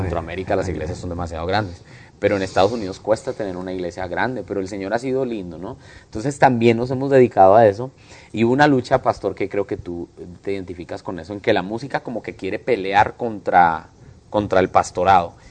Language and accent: Spanish; Bogotá, Colombia; now in Houston, United States; colombiano, nací en Bogotá, cachaco, rolo. Eh, bueno, así le dicen a los bogotanos